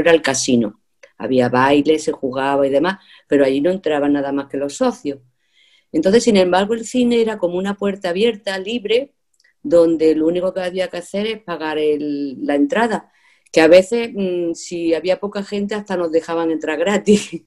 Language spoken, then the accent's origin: Spanish; a village in Andalusia, Spain; debido al año en que nací y donde viví mi niñez, que fue en un pueblo